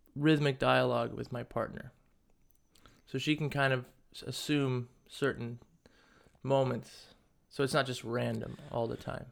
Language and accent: English; United States; growing up in the States